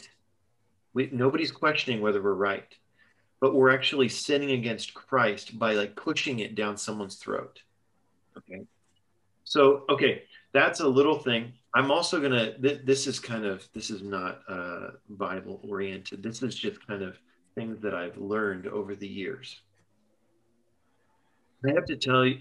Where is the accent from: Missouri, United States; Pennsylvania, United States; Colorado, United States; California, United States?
California, United States; Los Angeles; moved away as an adult; also born or lived in Texas; I'm from Los Angeles.